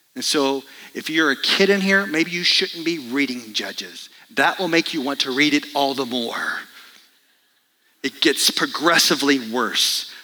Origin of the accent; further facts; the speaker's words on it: Dallas, Texas, United States; moved away; I grew up in Dallas, Texas, and my job as part of the family was to mow the yard.